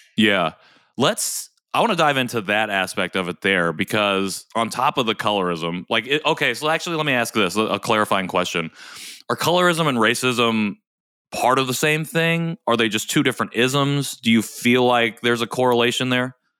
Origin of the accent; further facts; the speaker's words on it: Indiana, United States; I grew up here in Indiana